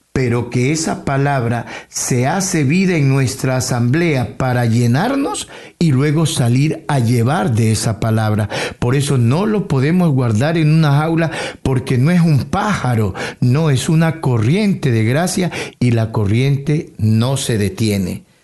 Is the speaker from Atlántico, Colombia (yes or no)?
no; Tumaco, Nariño, Colombia; also born or lived in Amazonas, Colombia; now in Toronto, Canada; En Tumaco es mi tierra natal.